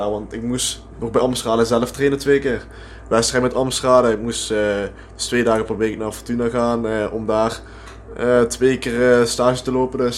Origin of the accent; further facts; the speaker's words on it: Hoensbroek, Limburg, Netherlands; born there; now in Amsterdam, Netherlands; Ik woon er wel, maar ik ben geboren in Hoensbroek.